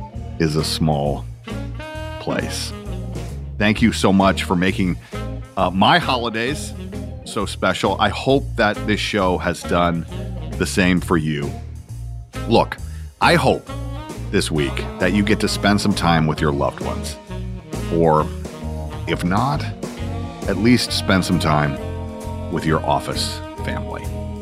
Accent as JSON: {"language": "English", "region": "Georgia", "country": "United States", "said": "Look, I'm a kid from Georgia. That's who I am."}